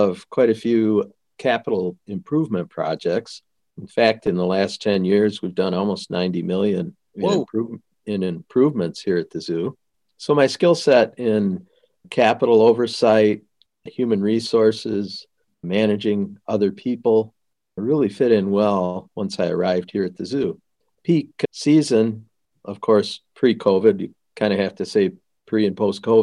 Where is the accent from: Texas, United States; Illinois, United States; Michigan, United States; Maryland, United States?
Michigan, United States; Lansing; also born or lived in Des Moines, Iowa; I grew up in Lansing